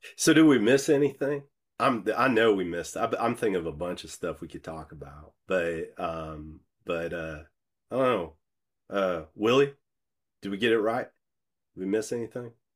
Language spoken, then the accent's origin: English; Decatur, Illinois, United States; moved away as an adult; also born or lived in Chicago / New York City; I grew up in Decatur, Illinois